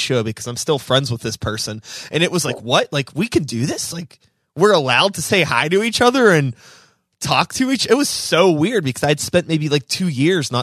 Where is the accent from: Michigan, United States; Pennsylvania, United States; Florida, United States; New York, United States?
Pennsylvania, United States; Pittsburgh; I grew up in Pittsburgh. Yeah. So I've always lived in the city proper